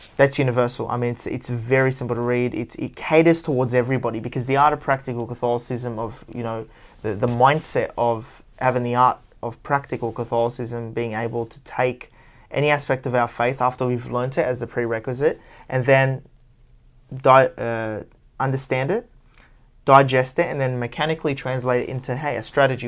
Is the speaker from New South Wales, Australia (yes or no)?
yes; Parramatta, New South Wales, Australia; Parramatta, my hometown